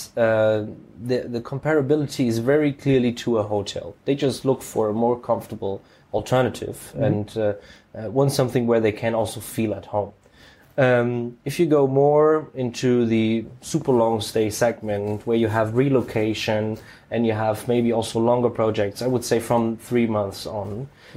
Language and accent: English; Frankfurt, Hesse, Germany; born and raised in Frankfurt, I know this area